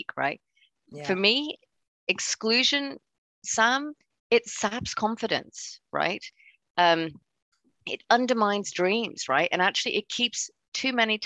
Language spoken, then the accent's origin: English; Hong Kong; moved away; I grew up in Hong Kong, so I'm originally from there.